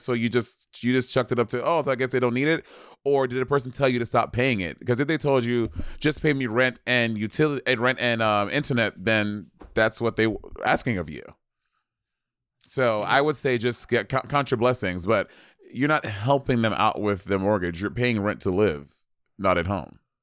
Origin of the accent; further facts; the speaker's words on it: New York City, New York, United States; moved away as an adult; now in Los Angeles, United States; I fucking love being from New York. I fucking love gr-, growing up in New York.